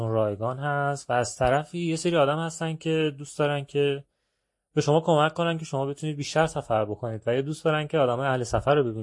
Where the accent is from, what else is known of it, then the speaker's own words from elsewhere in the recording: Iran; گفتم که نه والا من که اصلا چادر نیاوردم از ایران اومدم